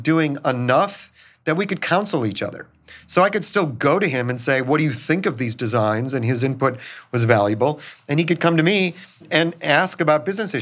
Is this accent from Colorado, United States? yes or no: no; Minneapolis, Minnesota, United States; moved away; I grew up in Minneapolis